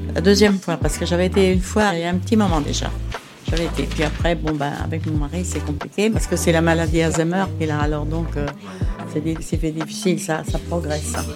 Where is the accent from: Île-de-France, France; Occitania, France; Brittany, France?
Brittany, France; La Guerche-de-Bretagne; je suis de la Guerche de Bretagne